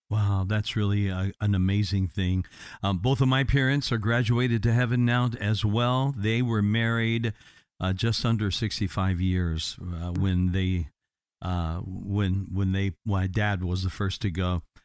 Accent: Indiana, United States; now in Florida, United States; I'm from Indiana originally

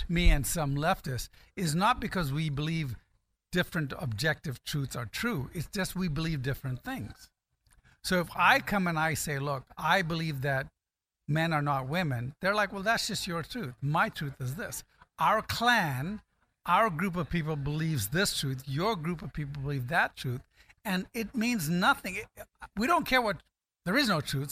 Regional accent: Ghana; moved away; also born or lived in California; I was born in Ghana, I guess I could qualify as African American

